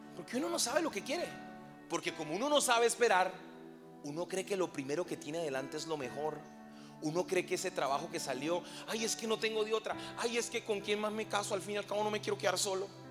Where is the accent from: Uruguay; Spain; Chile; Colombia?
Colombia; moved away as an adult; now in Veracruz, Mexico; soy colombiano